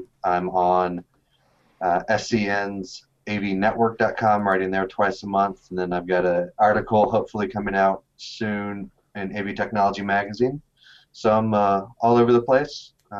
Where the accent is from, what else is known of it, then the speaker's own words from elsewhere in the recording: Tampa, Florida, United States; now in Minnesota, United States; my hometown, Tampa Bay Bucks